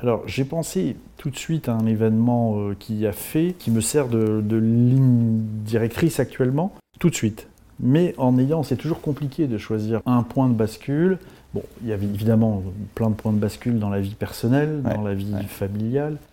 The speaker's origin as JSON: {"language": "French", "town": "Bourges", "region": "Centre-Val de Loire", "country": "France", "tie": "born or raised there", "also_born_or_lived": "Tours", "moved": "as an adult", "said": "j'ai grandi à Bourges"}